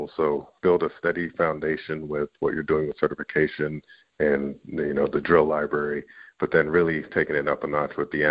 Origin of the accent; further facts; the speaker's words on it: Canada; I'm Canadian